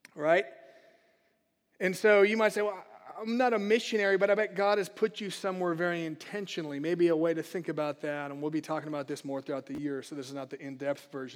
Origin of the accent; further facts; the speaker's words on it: United States; as American Christians is there's many great things to the country we live